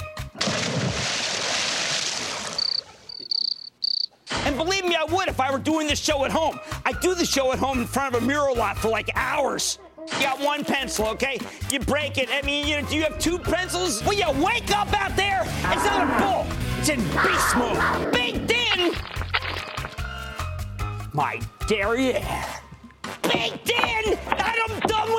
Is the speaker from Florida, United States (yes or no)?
no; Philadelphia, Pennsylvania, United States; I know that sounds like OWL, but that's because I'm from Philadelphia.